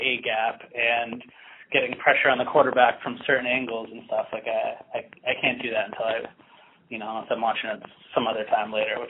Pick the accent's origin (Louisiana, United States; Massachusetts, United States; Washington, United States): Massachusetts, United States; Newton; moved away as an adult; also born or lived in New Orleans / Boston; now in Seattle, United States; Yeah, so I grew up in Newton. I went to college in New Orleans, and then I moved back to Boston for about 3 years before I moved to Seattle.